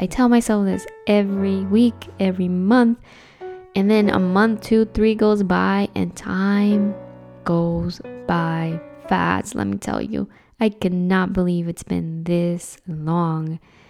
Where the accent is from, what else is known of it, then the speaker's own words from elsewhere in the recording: New Jersey, United States; also born or lived in Dominican Republic; I was born in the Dominican Republic, was raised in New Jersey. What's up, Jersey? And then I moved out of Jersey and lived in another state.